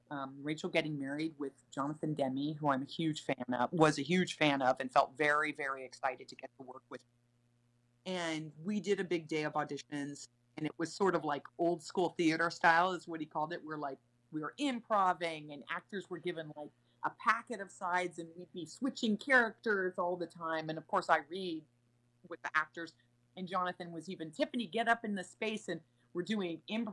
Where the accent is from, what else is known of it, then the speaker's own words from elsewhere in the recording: Sacramento, California, United States; I'm from Sacramento. No one in my family is in the arts